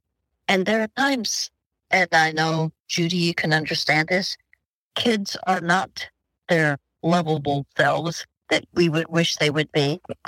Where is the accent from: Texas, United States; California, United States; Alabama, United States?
Texas, United States; Dallas; We're new friends, even though we're both from Dallas, Texas, but we're new friends now.